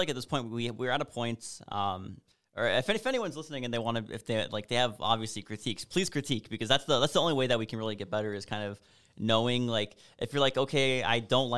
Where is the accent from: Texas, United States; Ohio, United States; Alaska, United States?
Alaska, United States; moved away; also born or lived in Washington / Chicago; because I'm originally from Alaska, then moved to Washington, then Chicago, then here, and now I'm glad to be going like back up and like have cold weather and snow and stuff.